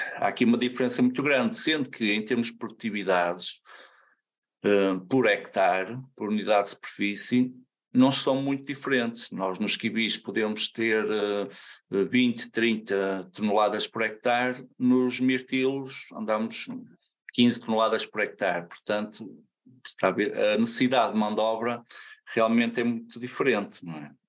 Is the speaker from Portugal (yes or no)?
yes; Santa Maria da Feira, North, Portugal; sou de Santa Maria da Feira